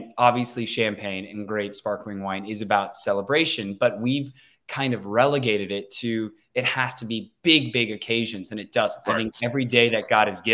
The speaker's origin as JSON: {"language": "English", "town": "Sacramento", "region": "California", "country": "United States", "tie": "born or raised there", "also_born_or_lived": "Cleveland, Ohio", "said": "born and raised in Sacramento"}